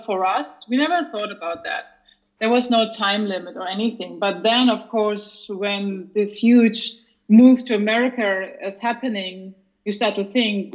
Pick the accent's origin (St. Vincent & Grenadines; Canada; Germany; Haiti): Germany; moved away as an adult; now in Chicago, United States; I'm from Germany and now I'm living in the US